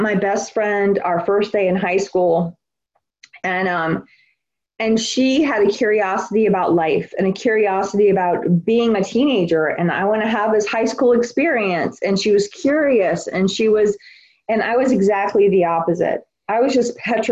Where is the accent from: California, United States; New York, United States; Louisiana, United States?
Louisiana, United States; New Orleans; I'm from New Orleans. I grew up in New Orleans, Louisiana